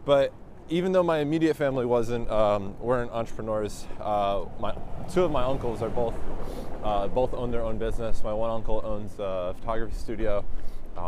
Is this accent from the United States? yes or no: yes; Haledon, North Haledon, Wayne, New Jersey, United States; also born or lived in Ridgewood, New Jersey; I was born in northern New Jersey, a town called Ridgewood, but I grew up in Haledon, North Haledon, Wayne, a few different places.